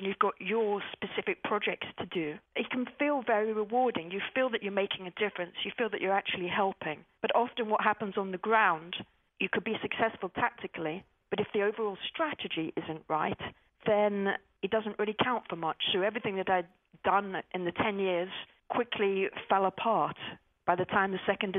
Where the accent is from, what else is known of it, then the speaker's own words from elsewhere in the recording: England, United Kingdom; And I turned up and I said … from England, here to volunteer.